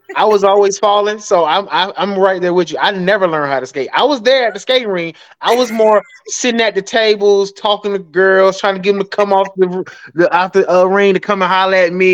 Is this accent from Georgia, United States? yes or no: yes; Atlanta, Georgia, United States; I'm from Atlanta, and so we had this big uh, a skating ring on the east side of Atlanta called Golden Glide, and that was a place you had to be on a Friday and Saturday night